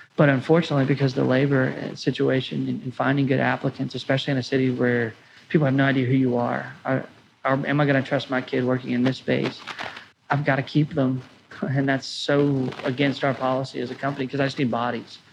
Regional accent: Bowling Green, Kentucky, United States; our second location in my hometown

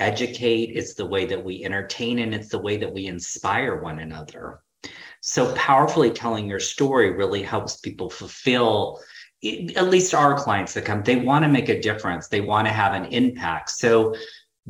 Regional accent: Utah, United States; moved away as an adult; I'm originally from Utah, so my family was still in Utah

